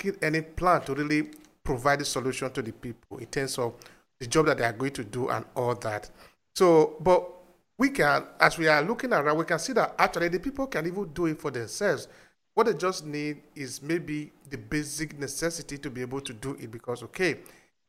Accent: Uromi, Edo, Nigeria; I'm from Uromi, Nigeria, which is in Edo State.

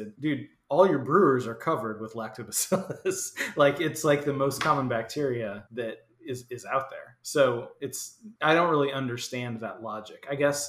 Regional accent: Madison, Wisconsin, United States; I was born in Madison, Wisconsin.

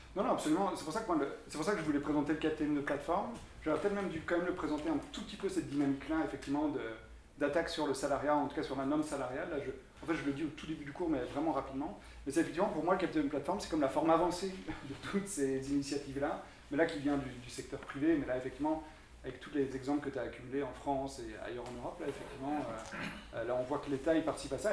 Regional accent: Belgium; je viens de Belgique

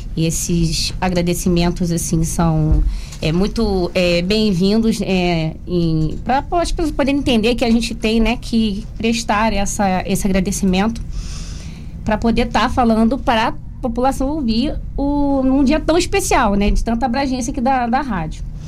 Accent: Brazil; de bairro humilde, que eu sou do Encruzenciada

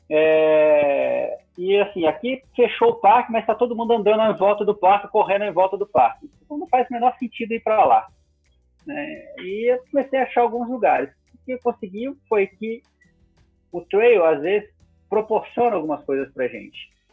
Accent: Minas Gerais, Brazil; Eu sou mineiro

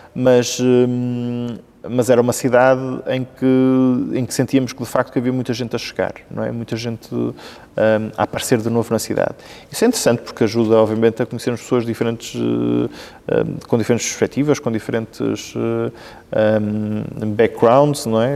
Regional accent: Vila Nova de Gaia, Norte, Portugal; also born or lived in Santa Marinha / Mafamude / Arcozelo; de facto sou natural de Santa Marinha e portanto nos meus primeiros dois anos de vida um, vivi aí. Depois mudei-me para o lado, uh, para Mafamudo, que é, que é a minha freguesia de, de Vila Nova de Gaia

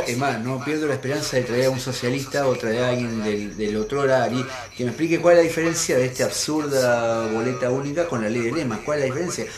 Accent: Santa Fe, Argentina; como santafesino

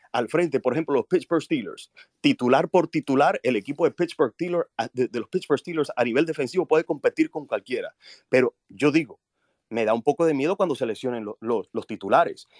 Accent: Colombia; now in United States; Vivo en Estados Unidos desde hace mucho tiempo, aunque nací en Colombia.

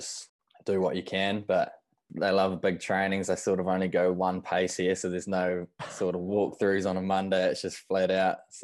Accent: Whanganui, Manawatū-Whanganui, New Zealand; moved away; I grew up in Whanganui

